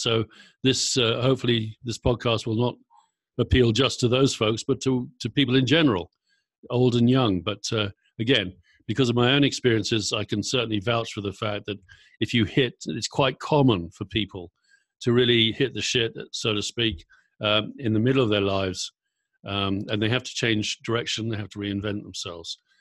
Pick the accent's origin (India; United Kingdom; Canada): United Kingdom; Surrey, South East England; moved away as an adult; also born or lived in Kent / Berkshire / London / San Francisco Bay Area; now in Brooke, United Kingdom; I'm originally from Surrey, boring suburbia in uh, southeast England.